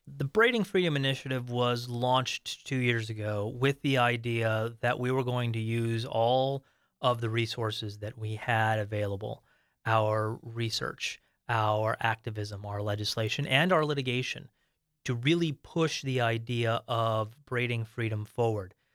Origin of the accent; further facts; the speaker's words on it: Arizona, United States; my home state, Arizona